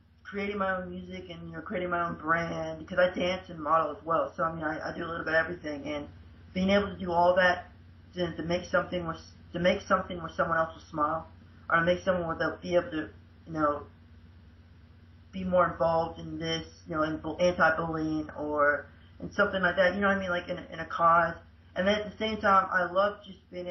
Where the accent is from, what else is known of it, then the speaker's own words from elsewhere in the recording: central Florida, United States; USA, Florida, central area, probably like 45 minutes away from Disney World